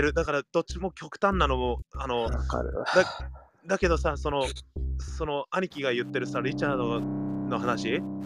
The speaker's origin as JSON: {"language": "Japanese", "area": "Gardena / Torrance", "region": "California", "country": "United States", "tie": "born or raised there", "moved": "yes", "said": "僕たちなんてガーディナ、うん、ガーディナトランス生まれ育ちなのにさ"}